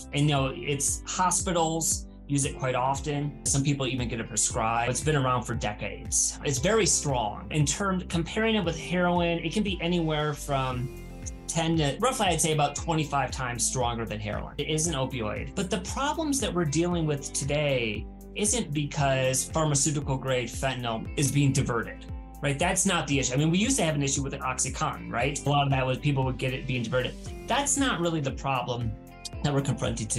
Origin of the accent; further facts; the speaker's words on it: Northern Michigan, United States; moved away as an adult; now in California, United States; I grew up in Northern Michigan, was going to Michigan State